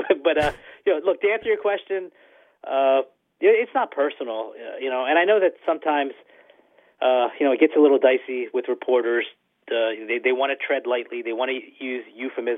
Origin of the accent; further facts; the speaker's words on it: Philadelphia, Pennsylvania, United States; Growing up in Philadelphia, I always used to read Jason Stark